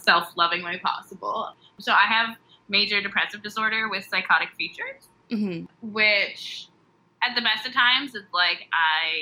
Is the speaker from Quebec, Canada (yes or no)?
no; Lindsay, Ontario, Canada; also born or lived in Toronto; I'm from Lindsay, Ontario.